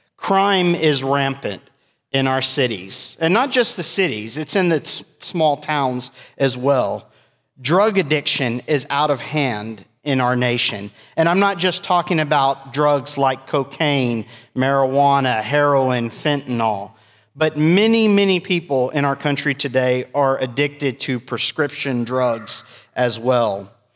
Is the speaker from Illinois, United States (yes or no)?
no; South Texas, United States; me being biracial growing up in South Texas, I experienced racism.